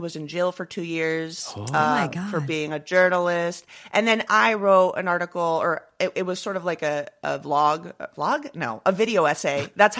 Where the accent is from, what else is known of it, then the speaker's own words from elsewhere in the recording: Venezuela; moved away; also born or lived in Royal Leamington Spa, England; I'm like 100% Venezuelan.